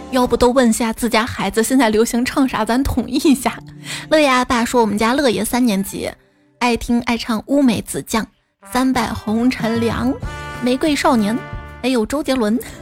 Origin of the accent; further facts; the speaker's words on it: northern China, China; moved away as an adult; also born or lived in Chengdu; 我作为从小在北方长大的人